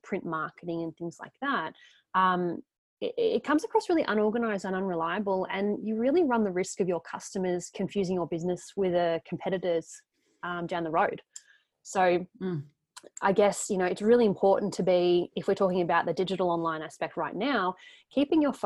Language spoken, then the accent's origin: English; Geelong, Victoria, Australia; We are both actually from Geelong.